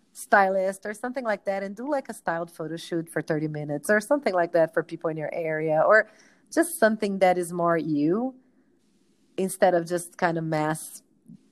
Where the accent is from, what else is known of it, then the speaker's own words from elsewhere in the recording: Brazil; moved away; I'm from Brazil.